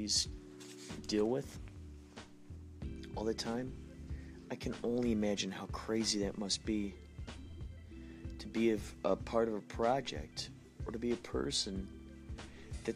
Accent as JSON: {"language": "English", "town": "Carol Stream", "region": "Illinois", "country": "United States", "tie": "born or raised there", "moved": "yes", "said": "my buddy John, who I grew up with in Carroll Stream, Illinois, Chicagoland area, long ago"}